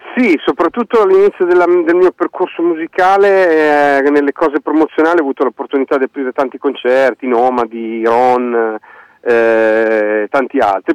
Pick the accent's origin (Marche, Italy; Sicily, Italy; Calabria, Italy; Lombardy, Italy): Marche, Italy; Fano; accent: quasi romagnolo; sono, sono, di Fano, di Fano